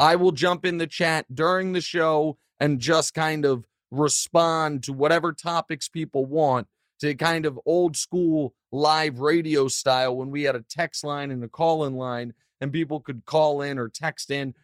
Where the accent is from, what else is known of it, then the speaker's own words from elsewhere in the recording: Kansas City, Missouri, United States; my hometown